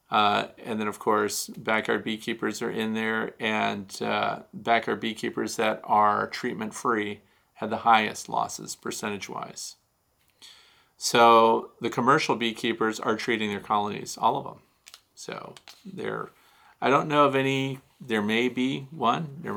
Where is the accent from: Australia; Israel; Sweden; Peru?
Australia; now in Montana, United States; I'm in Montana. It's my first time having bees. I'm originally from Australia, so it's much warmer there so from Australia to Montana.